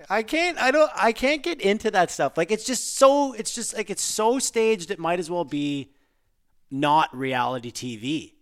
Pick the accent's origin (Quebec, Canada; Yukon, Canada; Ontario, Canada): Ontario, Canada; Pembroke; we were born and raised in Pembroke, Ontario and played hockey